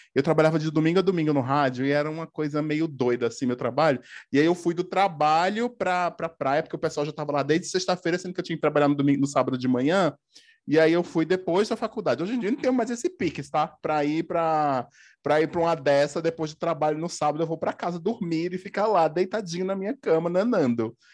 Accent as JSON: {"language": "Portuguese", "town": "Paudalho", "region": "Pernambuco", "country": "Brazil", "also_born_or_lived": "Recife / Campinas", "moved": "as an adult", "said": "eu sou de Pernambuco, né? Eu sou de Recife. Não sou de Recife, sou de Paudalho"}